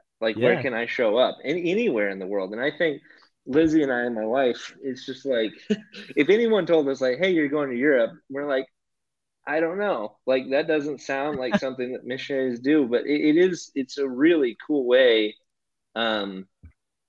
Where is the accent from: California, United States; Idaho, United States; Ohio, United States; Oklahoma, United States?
Oklahoma, United States; Hooker; first language English; moved away as an adult; also born or lived in Denver, Colorado; now in Netherlands; I grew up in Hooker, Oklahoma. It's in the Panhandle